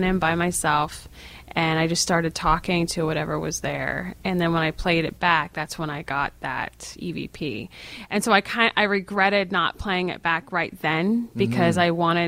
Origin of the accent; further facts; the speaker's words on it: New England, United States; I'm from New England, and so there's lots of places near me